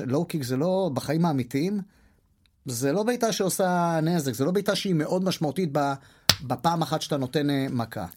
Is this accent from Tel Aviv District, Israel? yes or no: yes; Holon, Tel Aviv District, Israel; בבית ספר השני שהייתי בו, זה היה בתל גיבורים, מקיף תל גיבורים בחולון